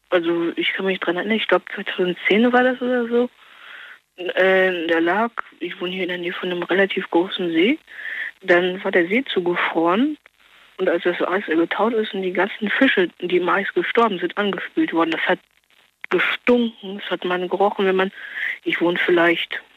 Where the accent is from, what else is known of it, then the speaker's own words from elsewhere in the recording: Norway; German is a second language; Ich bin es einfach nicht gewohnt und wie gesagt, ich bin ja Norweger, das, das, das, das ist die Hitze ungewohnt.